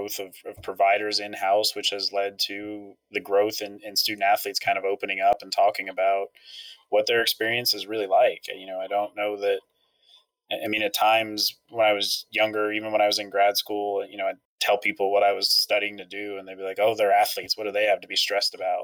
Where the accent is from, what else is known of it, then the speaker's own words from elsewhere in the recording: Ashland, Pennsylvania, United States; moved away as an adult; also born or lived in Allentown, Pennsylvania; now in Durham, United States; So I grew up in a very tiny town in central Pennsylvania. Not many people have heard of it. Ashland, Pennsylvania.